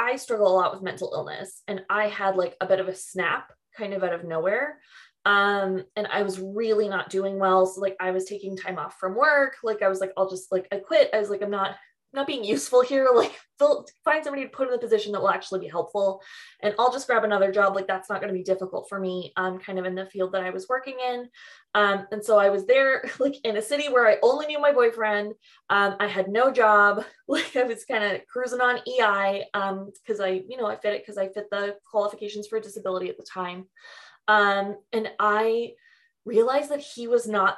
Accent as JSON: {"language": "English", "town": "Mississauga", "region": "Ontario", "country": "Canada", "tie": "born or raised there", "lives_now": "Toronto, Canada", "said": "I moved from Mississauga"}